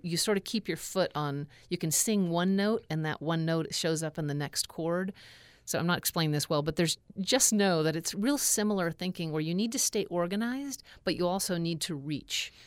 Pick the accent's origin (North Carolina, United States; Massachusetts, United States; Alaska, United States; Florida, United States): Alaska, United States; growing up in Alaska